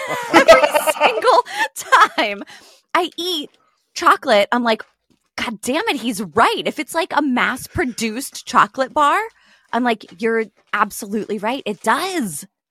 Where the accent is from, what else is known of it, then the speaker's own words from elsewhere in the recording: United States; I'm American